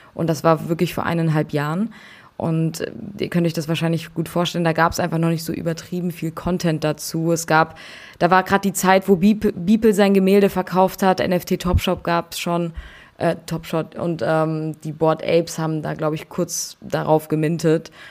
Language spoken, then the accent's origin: German; Frankfurt, Hesse, Germany; moved away as an adult; now in Berlin, Germany; ich komme ursprünglich aus Frankfurt und bin zum Studieren nach Berlin gezogen